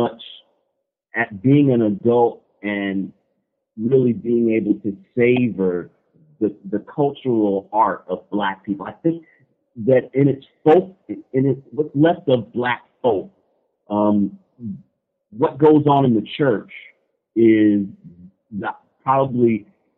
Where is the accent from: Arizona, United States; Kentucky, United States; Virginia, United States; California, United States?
Kentucky, United States; Louisville; also born or lived in Cincinnati, Ohio; basically born and raised in Louisville, Kentucky.